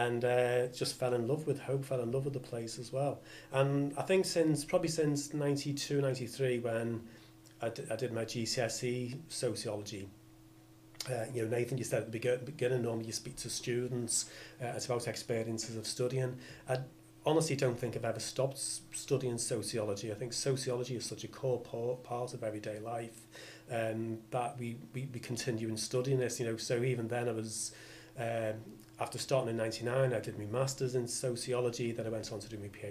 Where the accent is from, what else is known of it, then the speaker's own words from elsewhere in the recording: Liverpool, North West England, United Kingdom; also born or lived in New Brighton; Yeah, lifelong from Liverpool. So grew up in the north end of the city in the early years, sort of Kirkdale way